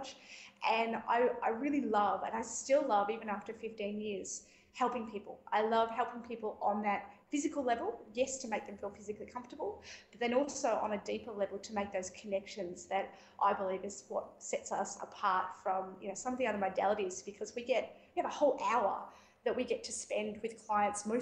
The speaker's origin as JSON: {"language": "English", "town": "Ocean Grove", "region": "Victoria", "country": "Australia", "said": "I'm a remedial massage therapist and Bowen therapist from Southern Victoria in Ocean Grove, about 120 k's south of Melbourne"}